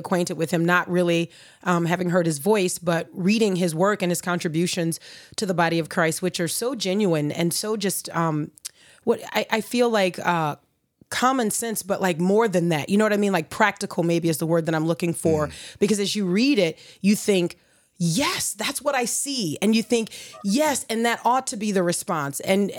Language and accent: English; Ohio, United States; I promise I'm from Ohio.